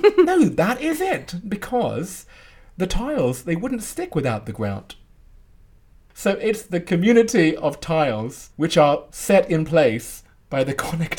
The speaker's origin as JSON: {"language": "English", "region": "London", "country": "United Kingdom", "tie": "born or raised there", "said": "We grew up together in Northwest London."}